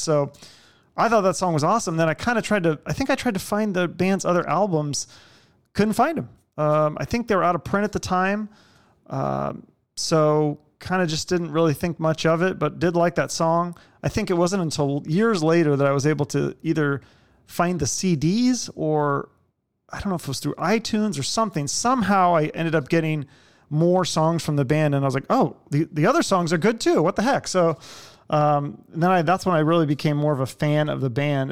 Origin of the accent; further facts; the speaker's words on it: Seattle, Washington, United States; I grew up in Seattle in the '90s